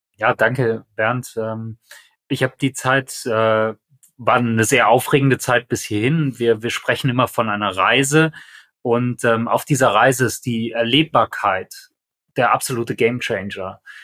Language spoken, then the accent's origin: German; Aachen, North Rhine-Westphalia, Germany; das hier ist meine Heimatregion